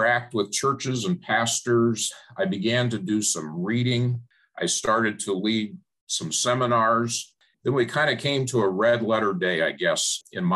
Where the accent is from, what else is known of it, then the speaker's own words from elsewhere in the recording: Phoenix, Arizona, United States; I grew up in Phoenix